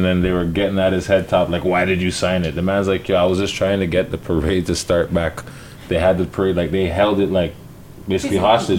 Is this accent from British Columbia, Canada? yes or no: no; Toronto, Ontario, Canada; I'm from Parkdale.